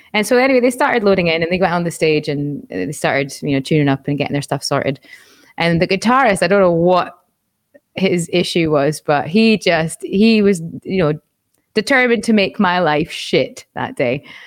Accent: Aberdeen, Scotland, United Kingdom; moved away as an adult; also born or lived in Edinburgh; the college was in my hometown in Aberdeen

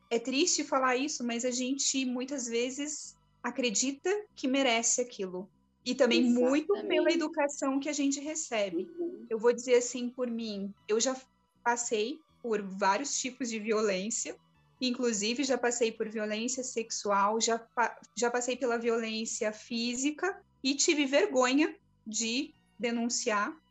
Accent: Florianópolis, Santa Catarina, Brazil

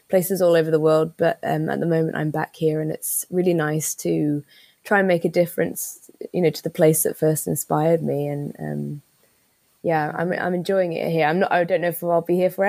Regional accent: Isle of Man; I was really lucky growing up on the Isle of Man

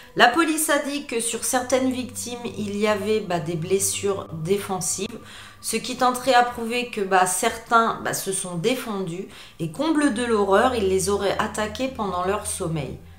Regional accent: France; je suis française

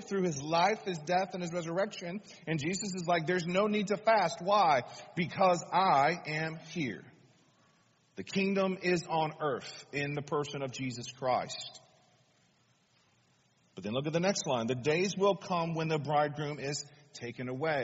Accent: United States; us as American people

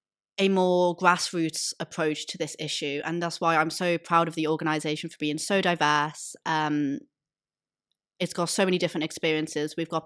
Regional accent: Liverpool, North West England, United Kingdom; I'm from Liverpool, and in Liverpool we have RASA Merseyside.

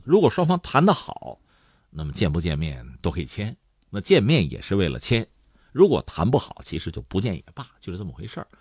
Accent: China; 对我们中国人来讲

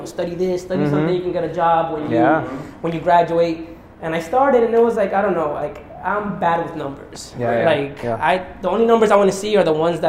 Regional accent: Santiago de los Caballeros, Santiago, Dominican Republic; moved away as an adult; also born or lived in Bronx, New York; now in New York, United States; I was born here. But I went very young to the Dominican Republic.

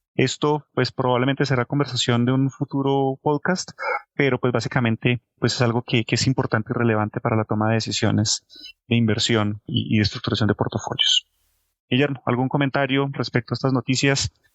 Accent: Colombia; como colombianos

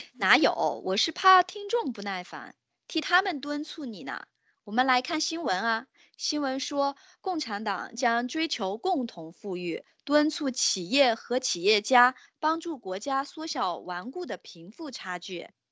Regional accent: China; 我们中国人称呼有钱人的方式确实是多种多样的呢

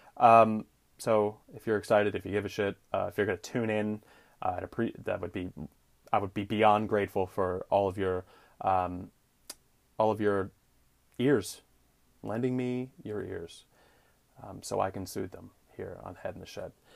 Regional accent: United States; I'm an American

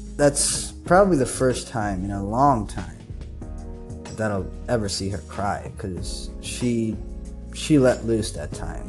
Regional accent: Kathmandu, Bagmati, Nepal; growing up in Nepal and in Kathmandu

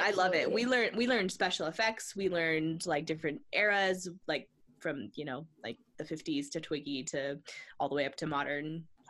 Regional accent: the desert in California, United States; when I moved back to the desert where I grew up in California

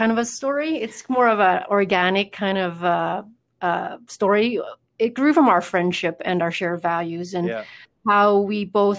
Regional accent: Vietnam; now in Canada; I come from Vietnam and, our country's surrounded by water. I've been here for over 30 years

